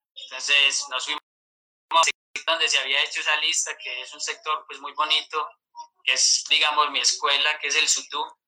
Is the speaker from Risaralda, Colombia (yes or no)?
yes; Mistrató, Risaralda, Colombia; also born or lived in San Antonio del Chamí; Yo soy de una veredita se llama El Terrero, aquí cerca pues del municipio